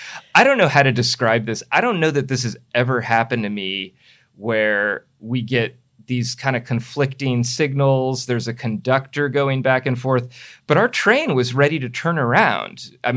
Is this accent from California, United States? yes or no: yes; San Mateo County, California, United States; I grew up on SamTrans.